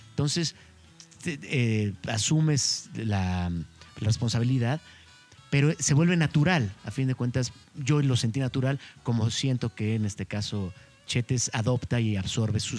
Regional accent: Mexico City, Mexico; yo como chilango

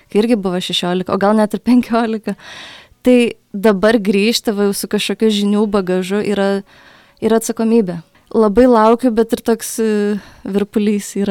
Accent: Alytus, Alytus County, Lithuania; now in Vilnius, Lithuania; aš esu iš Alitaus ir grot savo mieste

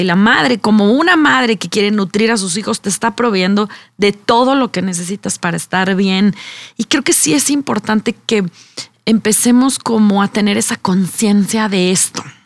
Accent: Mexico; nuestra como mexicanos

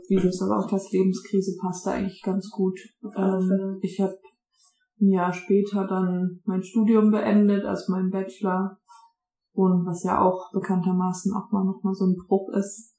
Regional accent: Berlin, Germany; born or raised there; moved away

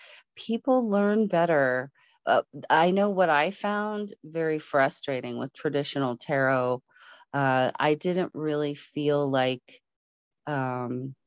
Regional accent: Palo Alto, California, United States; now in Colorado, United States; I grew up in Palo Alto. I grew up in Silicon Valley

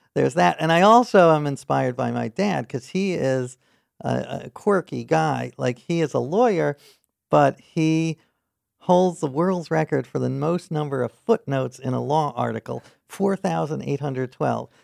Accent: New York City, New York, United States; I grew up in New York City

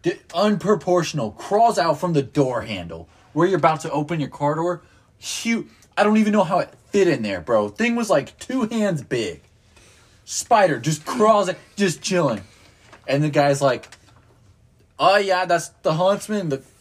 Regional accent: Sweden; I'm from Sweden.

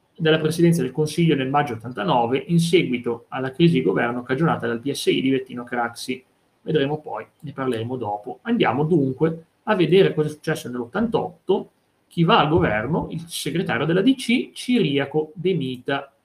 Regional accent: Vercelli area, Piedmont, Italy; delle mie parti, quella di Enrico Fermi di Trino, Vercellese

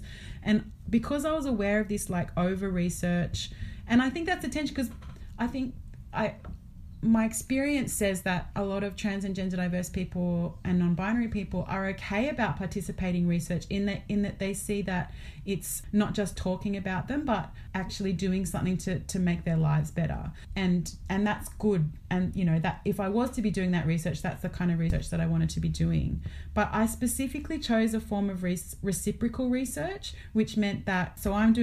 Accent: Australia; where I'm located as an Australian settler

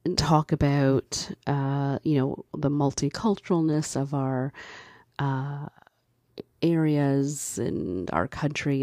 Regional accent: Canada; I was born in Canada. Um, my parents are from Barbados.

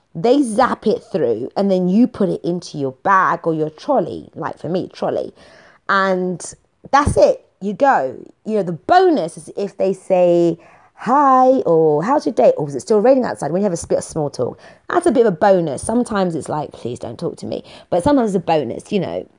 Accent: London, United Kingdom; I'm from London. I'm streetwise

